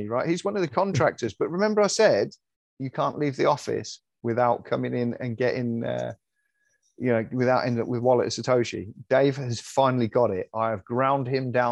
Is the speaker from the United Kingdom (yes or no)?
yes; United Kingdom